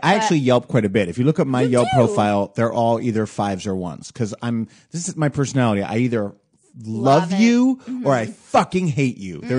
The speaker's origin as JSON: {"language": "English", "region": "New Jersey", "country": "United States", "tie": "born or raised there", "said": "Originally New Jersey, just over the river."}